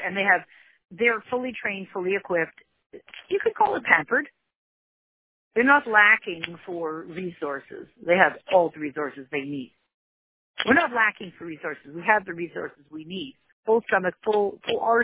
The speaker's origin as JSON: {"language": "English", "country": "United States", "said": "we're so American"}